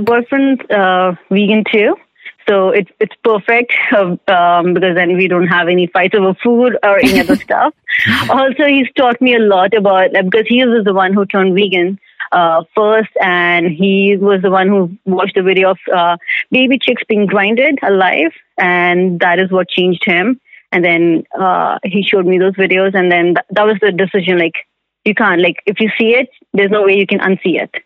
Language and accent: English; India; moved away as an adult; now in Vancouver, Canada; I'm from India. I moved to Vancouver about five years ago.